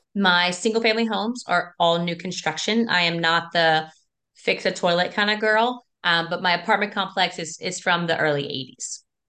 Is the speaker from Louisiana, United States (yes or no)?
yes; South Louisiana, United States; that I grew up in, my parents built it. And I'm from South Louisiana